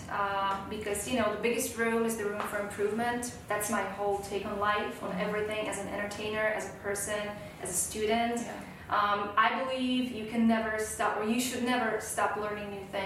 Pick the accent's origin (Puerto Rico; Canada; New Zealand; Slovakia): Slovakia; moved away as an adult; now in United States; I'm originally from Slovakia, which okay. is in the middle of Europe. It's a very small country.